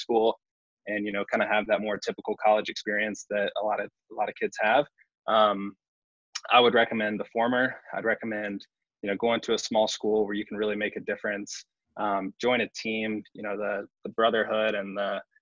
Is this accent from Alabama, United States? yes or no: yes; Huntsville, Alabama, United States; moved away as an adult; also born or lived in North Carolina; now in New York, United States; born and raised in Huntsville